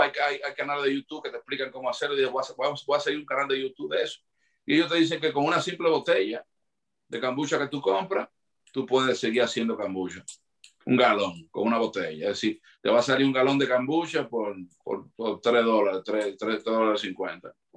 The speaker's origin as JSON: {"language": "Spanish", "country": "Dominican Republic", "moved": "yes", "lives_now": "United States", "said": "me hizo falta muchísimo mi tierra"}